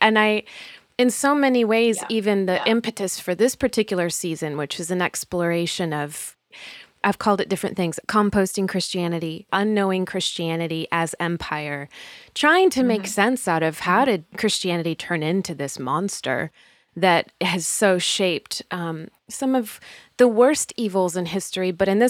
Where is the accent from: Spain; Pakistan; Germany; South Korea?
Spain; I grew up overseas in Spain as a missionary kid myself.